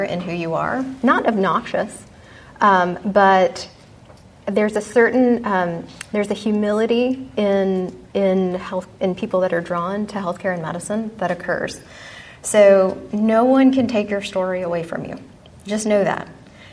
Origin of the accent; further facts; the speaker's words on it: Texas, United States; moved away as an adult; I grew up in Texas, was hell-bent to get out of the Bible-thumping Southern Baptist environment